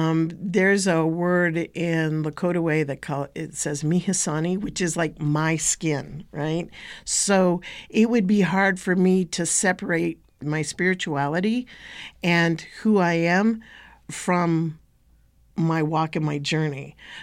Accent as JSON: {"language": "English", "region": "Northwest Territories", "country": "Canada", "said": "Well, first off, I would say that I come from Tchitni and Toria Tchitni Bashashi, the Dene Nation."}